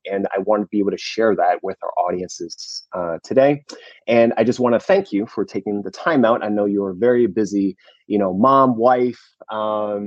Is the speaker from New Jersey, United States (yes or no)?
yes; New Jersey, United States; moved away; I'm born and raised in New Jersey myself.